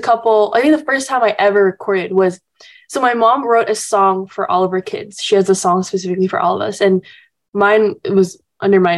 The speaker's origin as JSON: {"language": "English", "region": "Jakarta", "country": "Indonesia", "tie": "born or raised there", "moved": "yes", "lives_now": "Los Angeles, United States", "said": "my dad's from Texas and my mom's Indonesian, um, and so I grew up kind of just like b- all, born and raised in Indonesia"}